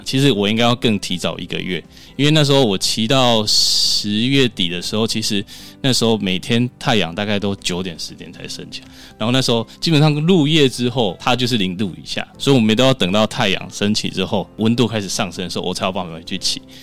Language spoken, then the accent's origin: Chinese; Tainan, Taiwan; 我老家在台南，有那种小乡下那种红砖屋进去可以上厕所的地方